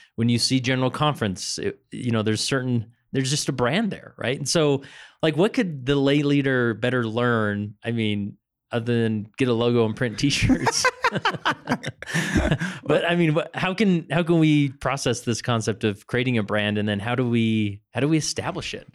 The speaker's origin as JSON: {"language": "English", "region": "Utah", "country": "United States", "accent": "Utah", "said": "my Utah accent"}